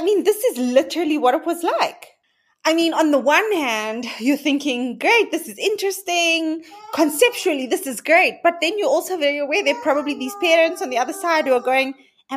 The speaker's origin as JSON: {"language": "English", "town": "Cape Town", "region": "Western Cape", "country": "South Africa", "tie": "born or raised there", "said": "I grew up in Cape Town in a quite traditional colored home."}